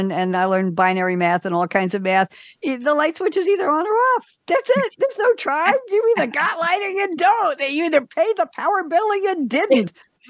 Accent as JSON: {"language": "English", "region": "New York", "country": "United States", "said": "But I'm a New Yorker, so I don't know."}